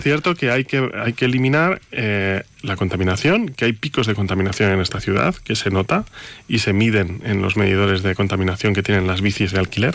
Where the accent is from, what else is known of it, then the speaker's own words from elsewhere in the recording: Monzón de Campos, Castile and León, Spain; moved away; yo soy de Monzón